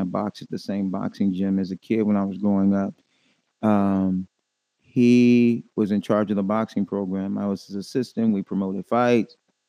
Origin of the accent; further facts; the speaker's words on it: Watts, California, United States; Watts, California.